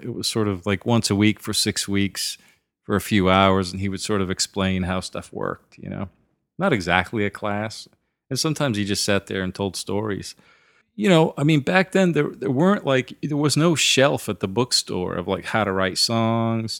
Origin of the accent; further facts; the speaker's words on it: southern Maine, United States; now in Nashville, United States; I grew up in a little tiny sort of mill town in, uh, southern Maine. right on the New Hampshire border